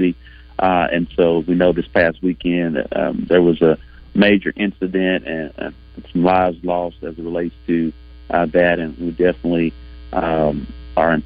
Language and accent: English; Arkansas, United States; also born or lived in Memphis; my home state